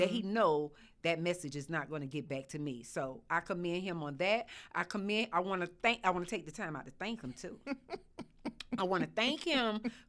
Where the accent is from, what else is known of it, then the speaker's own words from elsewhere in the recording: Miami, Florida, United States; from Miami. I'm known as the …, not only for the South, for the North, for the East, the West, worldwide, baby.